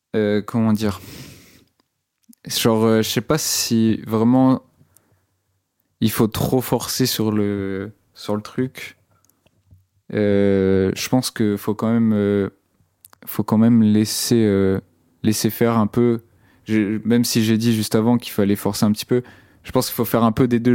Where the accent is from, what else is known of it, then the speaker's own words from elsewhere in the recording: Brittany, France; now in Rennes, France; j'étais souvent au studio aussi dans mon bled, qui c'est un bled euh, en Bretagne